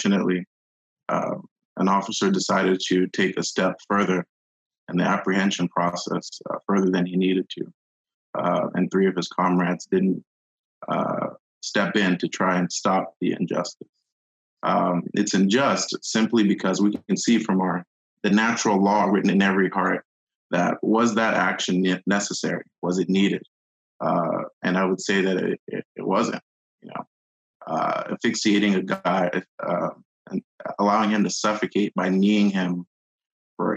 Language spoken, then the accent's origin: English; Houston, Texas, United States; I'm a Nigerian American, born and raised in Houston, Texas